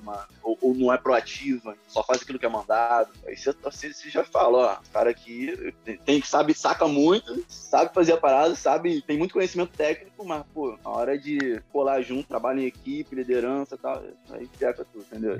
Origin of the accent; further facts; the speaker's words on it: Rio de Janeiro, Brazil; eu sou do Rio de Janeiro